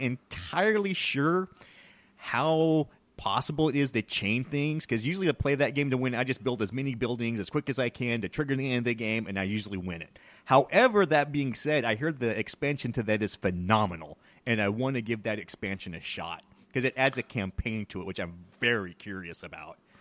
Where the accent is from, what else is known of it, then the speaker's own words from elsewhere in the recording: Texas, United States; I'm from Texas